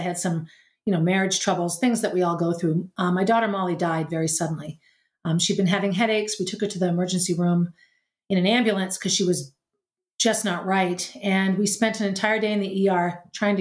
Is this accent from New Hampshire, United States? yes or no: yes; New Hampshire, United States; also born or lived in Boston; I returned to New Hampshire and just began teaching public school where I had gone to school in my hometown